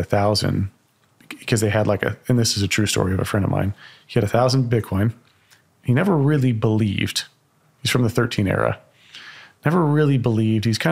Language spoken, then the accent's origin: English; Texas, United States; as a Texan